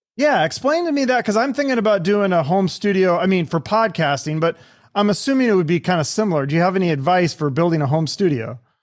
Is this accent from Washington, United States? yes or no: yes; Seattle, Washington, United States; I'm from Seattle